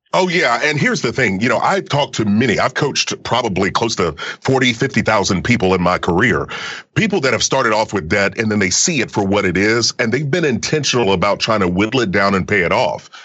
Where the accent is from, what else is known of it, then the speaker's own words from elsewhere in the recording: Kentucky, United States; growing up in Kentucky, you know, little country boy